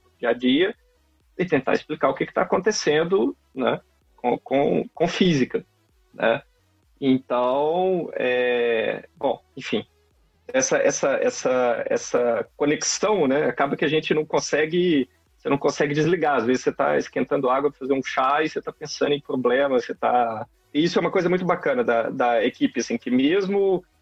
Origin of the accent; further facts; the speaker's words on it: Belo Horizonte, Minas Gerais, Brazil; now in Campinas, Brazil; sou de Belo Horizonte. e estudei é, sempre, sempre na FMG. Né? Só depois do doutorado que eu fui para a França trabalhar um pouquinho fora. E agora estou aqui na Unicamp.